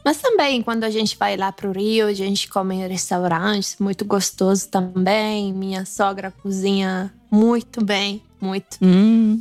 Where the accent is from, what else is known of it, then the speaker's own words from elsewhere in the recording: Piedmont, Italy; first language Italian; Portuguese is a second language; eu sou do Piemonte